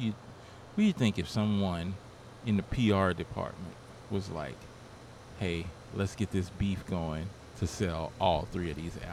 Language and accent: English; New Orleans, Louisiana, United States; I'm from New Orleans.